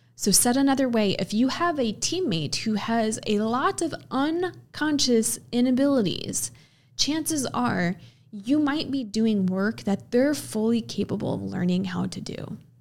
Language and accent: English; Midwest, United States; I'm from the Midwest. I've spent most of my life in the Midwest